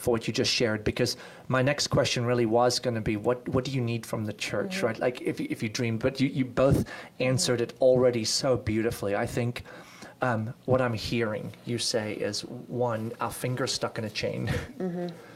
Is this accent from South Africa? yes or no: yes; South Africa; moved away; We grew up in South Africa, a unique experience, obviously